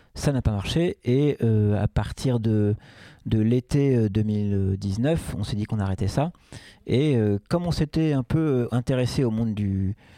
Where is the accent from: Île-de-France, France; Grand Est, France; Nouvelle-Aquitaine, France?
Île-de-France, France; Paris; moved away as an adult; also born or lived in Rennes; now in Nantes, France; Je suis né en 1973 à Rennes et j'ai vécu 7 ans là-bas. Cette année, donc j'étais tout jeune, évidemment. Et après, euh, on a déménagé à Paris. Et, donc moi, j'ai grandi à Paris. J'y ai vécu de 7 ans à 37 ans